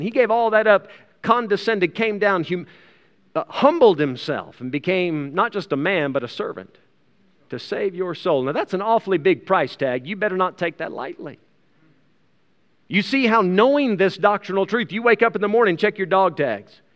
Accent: United States; now in South Africa; I still have an American passport. I'm an American citizen.

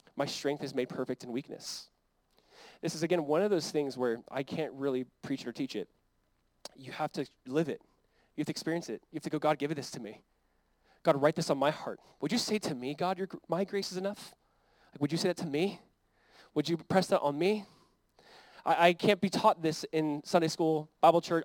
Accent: United States; as like American Christians

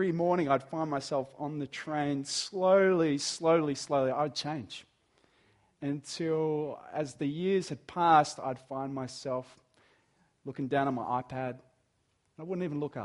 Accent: Dapto, New South Wales, Australia; moved away as an adult; also born or lived in Artarmon, Sydney; I grew up in Dapto, you know, in Dapto, not a lot happens in Dapto

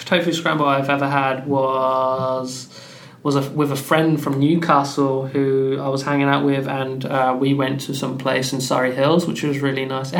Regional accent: Pakistan; like I said, I'm Pakistani and Pakistani speak Urdu and Punjabi

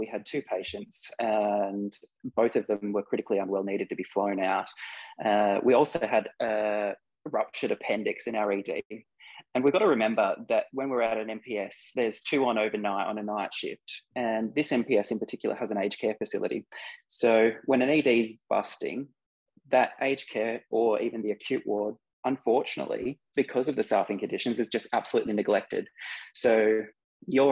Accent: Bathurst, New South Wales, Australia; also born or lived in Penrith; I was born in Penrith, but when my family made that decision to go out to Bathurst

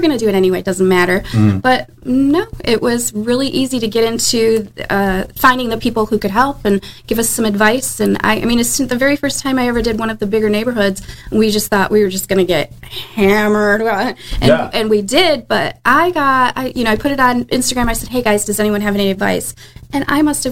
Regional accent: Northville, Michigan, United States; moved away as an adult; now in St. Augustine, United States; We're from Detroit, and we owned a restaurant in Detroit

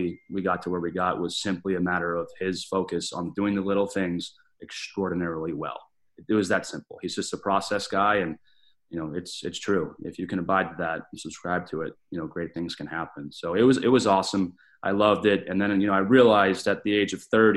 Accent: Winchester, Massachusetts, United States; moved away; I grew up in Winchester, Mass, played for the legendary John Perani

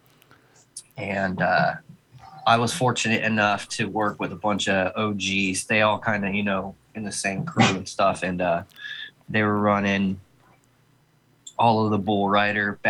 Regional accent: San Diego, California, United States; moved away as an adult; now in Oklahoma, United States; I'm from San Diego, born and raised. I actually relocated out to Oklahoma November of 2019.

